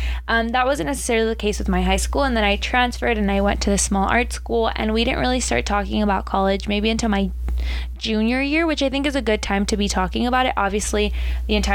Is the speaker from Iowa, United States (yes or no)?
no; Southern California, United States; born and raised in Southern California